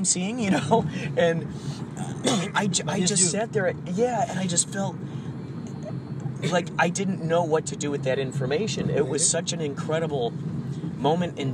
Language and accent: English; Chicago, Illinois, United States; moved away; when I was in Chicago, because I'm from Chicago